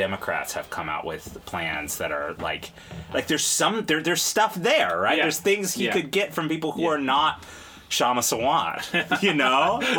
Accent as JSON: {"language": "English", "town": "Dallas", "region": "Texas", "country": "United States", "tie": "born or raised there", "said": "because I grew up in Dallas, and it was not a thing until, you know, maybe, like, 1994, 95?"}